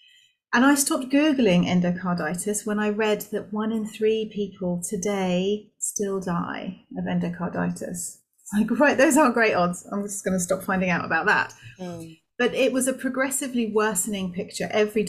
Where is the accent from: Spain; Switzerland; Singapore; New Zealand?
Singapore; also born or lived in Malaysia; I was born in Malaysia, brought up in Singapore, so I had an expat upbringing, which was amazing.